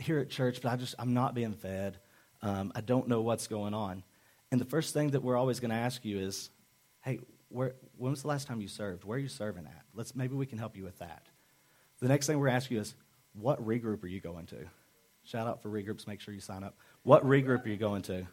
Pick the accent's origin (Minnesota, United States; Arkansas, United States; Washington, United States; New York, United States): Arkansas, United States; I'm from Arkansas